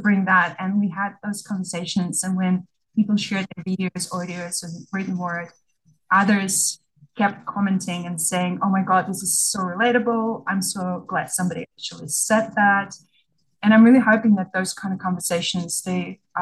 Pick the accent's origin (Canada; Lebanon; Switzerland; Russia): Russia; moved away as an adult; now in Australia; I was born in Russia and I grew up there and was an adult when I migrated to Australia